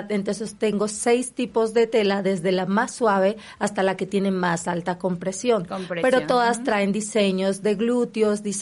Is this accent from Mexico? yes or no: no; Colombia